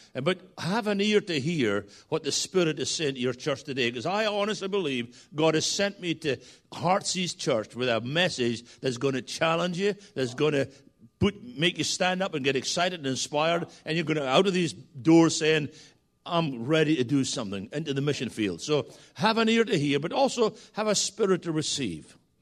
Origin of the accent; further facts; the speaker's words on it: Scotland, United Kingdom; moved away; Yes, I'm Scottish. And we often used to say back in Scotland